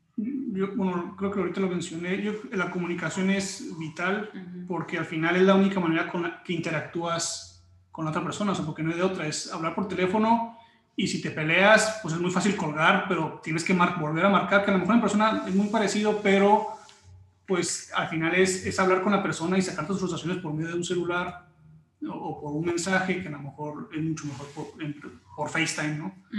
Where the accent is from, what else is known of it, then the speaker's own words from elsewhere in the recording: Mexico; also born or lived in Mexico City / Tijuana; yo nací en México